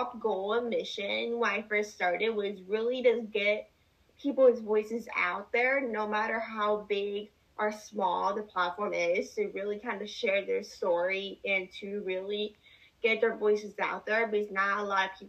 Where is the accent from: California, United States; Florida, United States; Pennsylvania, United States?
Pennsylvania, United States; Northeastern; I'm from Northeastern Pennsylvania.